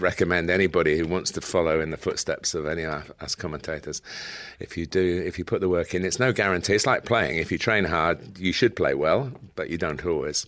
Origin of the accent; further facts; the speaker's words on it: Chester, North West England, United Kingdom; I was born in Chester